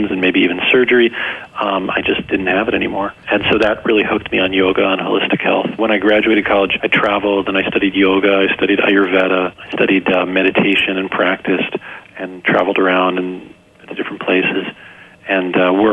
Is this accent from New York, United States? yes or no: no; New Jersey, United States; I grew up in New Jersey